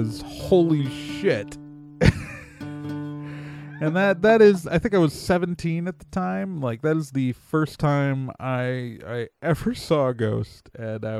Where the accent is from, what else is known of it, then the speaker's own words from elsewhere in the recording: Wauwatosa, Wisconsin, United States; I grew up in the Milwaukee suburbs. I went to Wauwatosa East High School